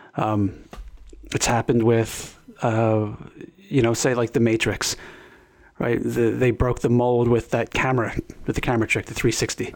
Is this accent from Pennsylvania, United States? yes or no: yes; Philadelphia, Pennsylvania, United States; I was born in South Philadelphia.